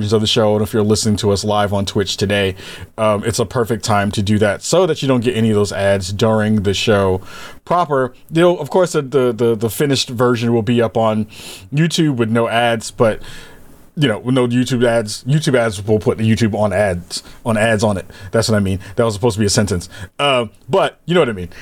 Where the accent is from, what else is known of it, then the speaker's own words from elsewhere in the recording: New York, United States; moved away; back home in my hometown of New York